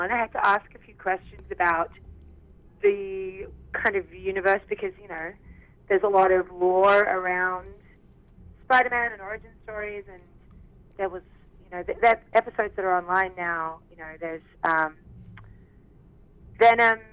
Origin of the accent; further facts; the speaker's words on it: Australia; accent: Aussie; now in Vancouver, Canada; not a lot of the people that I worked with knew that I was Australian